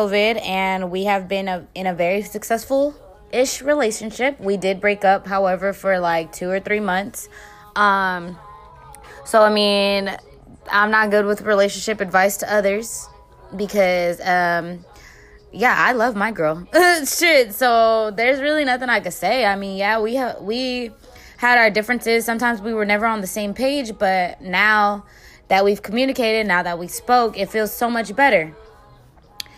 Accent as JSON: {"language": "English", "town": "San Francisco", "region": "California", "country": "United States", "said": "I'm from San Francisco."}